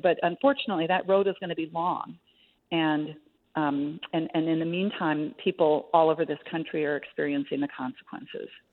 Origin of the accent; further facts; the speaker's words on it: Minnesota, United States; my home state of Minnesota